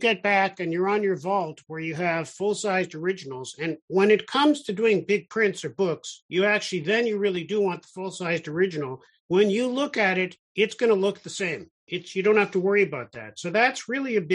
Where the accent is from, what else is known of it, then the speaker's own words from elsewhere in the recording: Toronto, Ontario, Canada; also born or lived in Israel; I grew up in Toronto